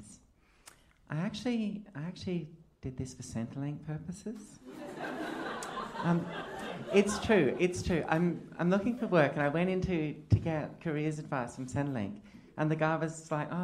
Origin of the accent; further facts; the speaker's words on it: Queensland, Australia; now in Melbourne, Australia; I grew up in a rural pocket of Queensland